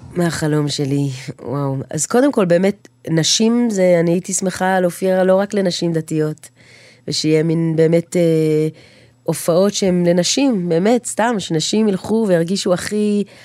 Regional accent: Jerusalem, Jerusalem District, Israel; אני גרה בשוק, נולדתי בנחלאות, אה, כל החיים אני שם מגיל אפס

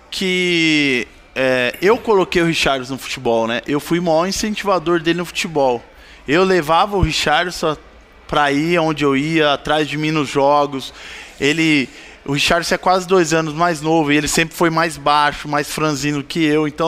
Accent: Bauru, São Paulo, Brazil; E assim, eu vim, eu vim do Beija-Flor, né? Beija-Flor é lá de Bauru, um bairro humilde, pai.

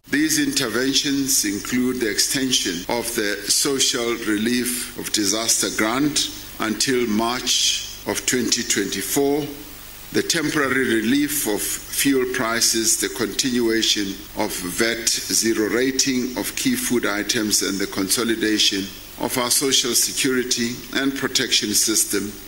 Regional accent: South Africa

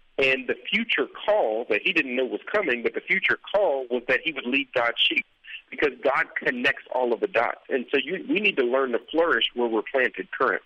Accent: Dallas, Texas, United States; I'm from Dallas

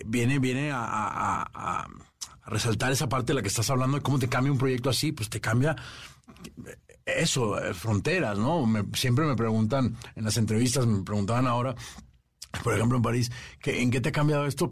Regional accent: Venezuela; yo soy venezolano

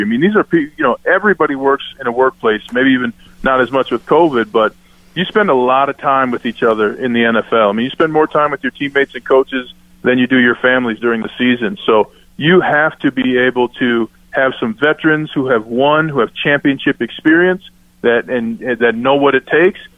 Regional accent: Minnesota, United States; now in Denver, United States; I'm from Minnesota

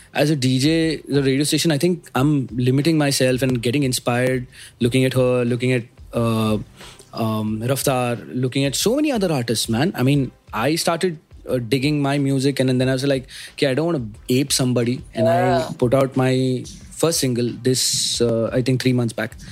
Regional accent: Mumbai, Maharashtra, India; I'm from Bombay. Born and brought up in uh, this uh, small uh, place called Matunga

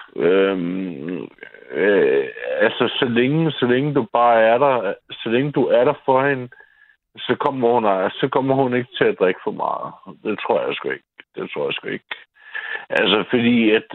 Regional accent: Copenhagen, Capital Region of Denmark, Denmark; jeg er fra Nørrebro

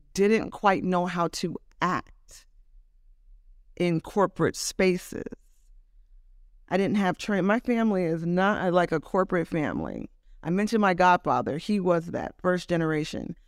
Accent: Oakland, California, United States; moved away as an adult; also born or lived in New York; now in Los Angeles, United States; I was born in Oakland. Um, I moved to, we moved to Los Angeles when I was about ten, and then I moved back to the Bay Area when I was seventeen or eighteen

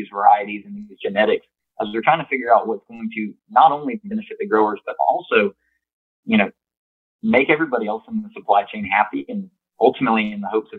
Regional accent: Plant City, Florida, United States; growing up on my family's farm in Plant City, Florida. I grew up in strawberry and mixed vegetable production

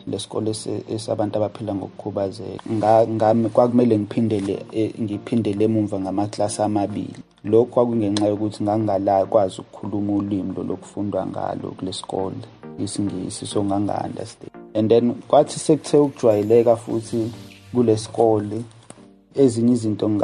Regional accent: Ndwedwe, KwaZulu-Natal, South Africa; also born or lived in Umlazi; Ngakhulela eNdwebhe, kwisigodi sakaGawule.

